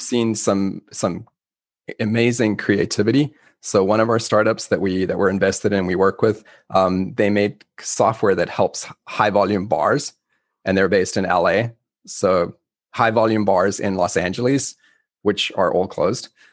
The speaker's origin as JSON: {"language": "English", "country": "South Africa", "moved": "yes", "said": "I'm originally from South Africa."}